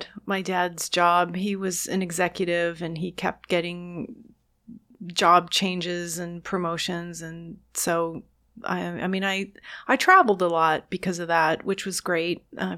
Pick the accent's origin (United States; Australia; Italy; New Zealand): United States; Queens, New York; born there; Well, I was born in Queens.